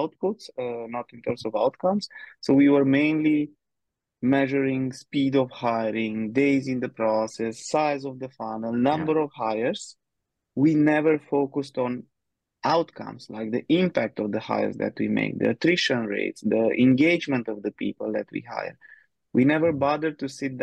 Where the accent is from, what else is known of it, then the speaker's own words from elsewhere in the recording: Romania; moved away as an adult; now in Budapest, Hungary; I'm originally from Romania. Been living in Budapest in Hungary for the past almost eight years now